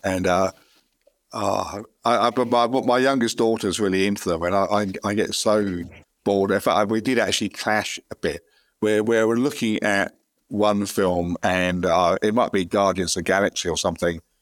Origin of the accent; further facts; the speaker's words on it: London, United Kingdom; moved away as an adult; now in Australia; I used to, uh, work in London and live nearby if I was born in London